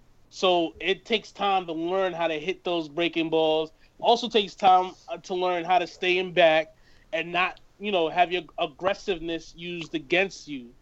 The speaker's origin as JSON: {"language": "English", "town": "New York City", "region": "New York", "country": "United States", "said": "I'm from the Bronx"}